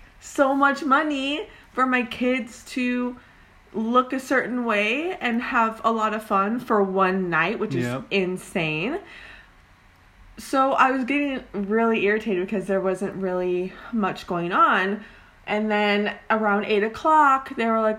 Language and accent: English; Oregon, United States; moved away as an adult; now in California, United States; I am originally from Oregon, and we moved down to California like 2 years ago